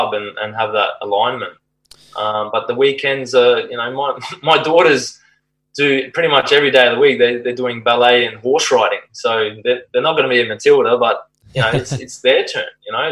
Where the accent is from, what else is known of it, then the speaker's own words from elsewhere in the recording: Cairns, Queensland, Australia; moved away as an adult; I grew up in Cairns until I was 18